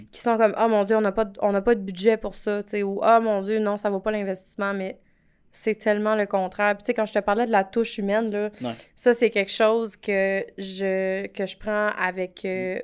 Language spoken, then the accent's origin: French; Edmundston, New Brunswick, Canada; je viens du Nouveau-Brunswick. OK. Fait que je, je viens d'une superbe petite ville euh, qui s'appelle Edmundston